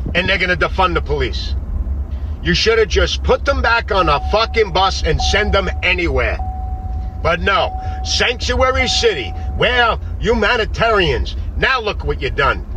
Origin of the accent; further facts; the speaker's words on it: New York City, New York, United States; my hometown of New York City